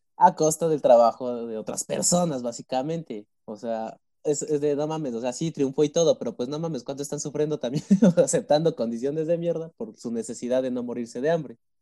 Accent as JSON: {"language": "Spanish", "country": "Mexico", "said": "yo me siento mexicano"}